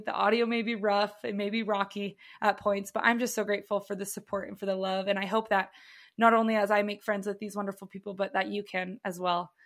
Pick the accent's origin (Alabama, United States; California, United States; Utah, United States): Utah, United States; Provo; I am born and raised in Provo, Utah.